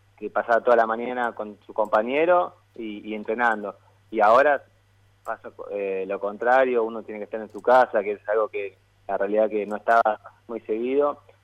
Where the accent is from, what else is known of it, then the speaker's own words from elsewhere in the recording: Buenos Aires, Argentina; yo nací acá, acá en el barrio, y, y bueno, vivo ahora, vivo a siete cuadras del Parque Saavedra